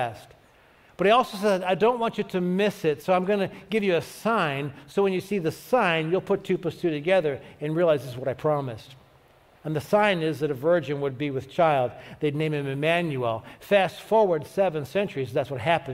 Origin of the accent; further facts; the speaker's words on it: Cleveland, Ohio, United States; moved away; I grew up in Cleveland, so I'm kind of used to weather